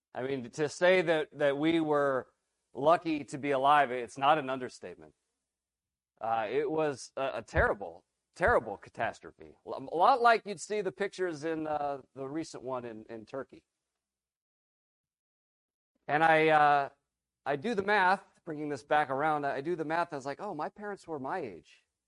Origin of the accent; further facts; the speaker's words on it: Philippines; I grew up in the Philippines. Many of you know my dad. He's been here. And my parents are missionaries.